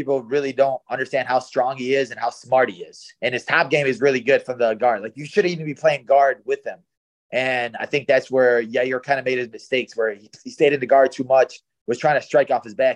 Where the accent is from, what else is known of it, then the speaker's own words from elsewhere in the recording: Chicago, Illinois, United States; I'm like from Chicago.